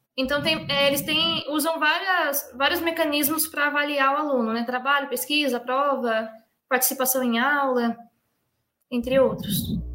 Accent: Brazil; sou do Brasil

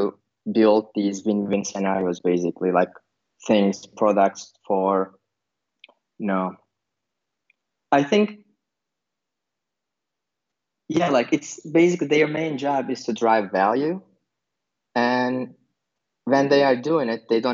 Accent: Turkey; also born or lived in Berlin, Germany; now in Vilnius, Lithuania; I'm originally from Turkey. And I lived in multiple countries. And currently I'm living in Vilnius, Lithuania

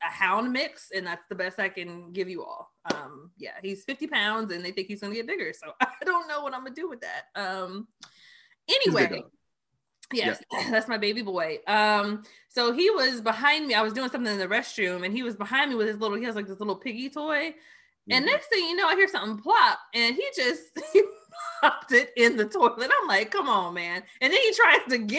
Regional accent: Austin, Texas, United States; I'm from Austin, Texas. And one thing that I always appreciated about living in Austin

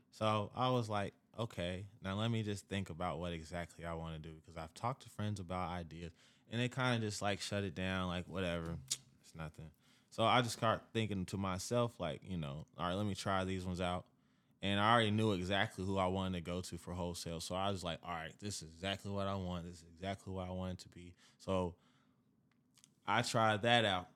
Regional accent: Kansas City, Missouri, United States; moved away as an adult; now in Dallas, United States; I'm a brand from Kansas City. I'm living now in Dallas, but I'm all over the place.

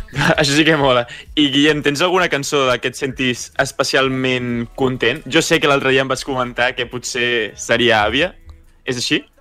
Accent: Sant Cugat del Vallès, Catalonia, Spain; al meu poble, bueno, a la meva ciutat, de Sant Cugat

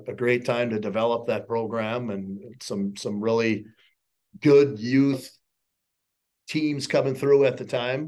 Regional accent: Grand Rapids, Minnesota, United States; growing up in Grand Rapids

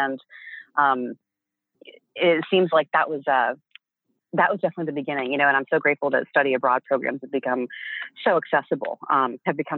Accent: Dallas, Texas, United States; born and raised in Dallas

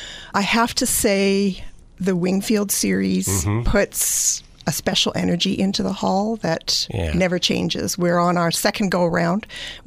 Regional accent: just outside of Edmonton, Alberta, Canada; moved away as an adult; also born or lived in Greater Toronto Area, Ontario; now in Walkerton, Canada; I grew up just outside of Edmonton, Alberta.

